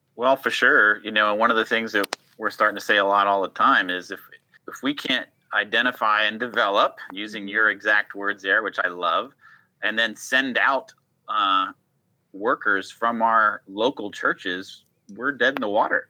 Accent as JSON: {"language": "English", "region": "Rhode Island", "country": "United States", "tie": "born or raised there", "said": "my home state of Rhode Island, Providence."}